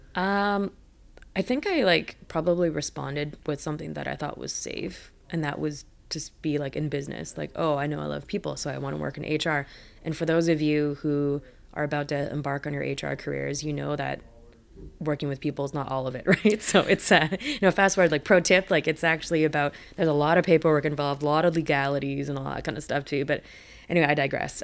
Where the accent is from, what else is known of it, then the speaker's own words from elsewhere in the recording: Richmond, British Columbia, Canada; also born or lived in Vancouver; I was actually born in Vancouver, um, for the first, like, few years of my life I lived there. I don't really remember 'cause you're a kid, right? Um, but my childhood really was in Richmond